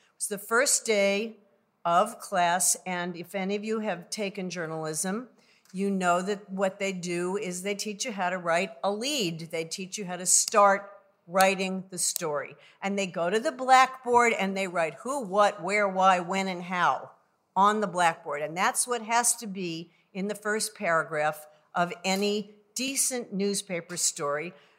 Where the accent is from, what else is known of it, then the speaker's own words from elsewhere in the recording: California, United States; also born or lived in New York; I was born in New York, and, um, and I was really happy for the first four years of my life. And then my parents moved to California